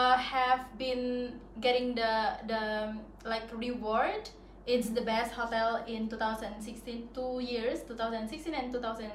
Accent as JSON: {"language": "English", "town": "Sumba", "region": "East Nusa Tenggara", "country": "Indonesia", "lives_now": "Bali, Indonesia", "said": "Sumba. It's Sumba."}